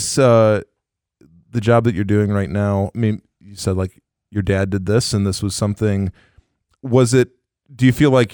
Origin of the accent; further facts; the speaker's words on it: Michigan, United States; also born or lived in South Bend, Indiana; being a Michigander